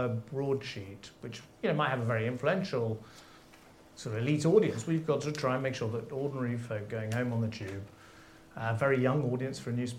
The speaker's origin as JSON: {"language": "English", "region": "London", "country": "United Kingdom", "tie": "born or raised there", "said": "I grew up in London"}